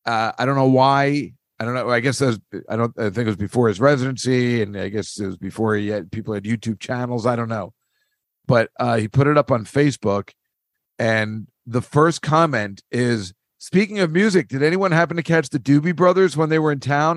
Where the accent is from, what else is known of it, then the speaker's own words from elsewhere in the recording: New Jersey, United States; Well, I'm from New Jersey and we don't do that kind of shit.